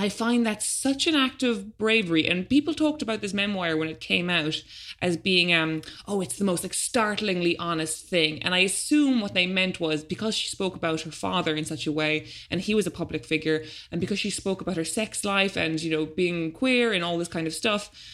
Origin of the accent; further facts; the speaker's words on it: Ireland; now in London, United Kingdom; as an Irish adult, considering I've never had a real job there and I've never paid taxes